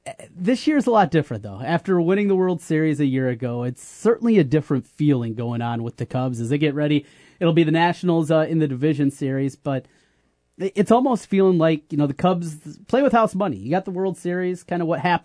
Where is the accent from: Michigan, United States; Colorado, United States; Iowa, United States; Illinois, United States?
Iowa, United States; North; I grew up in North Iowa, surrounded by Vikings fans. Everybody in my family, Vikings fans.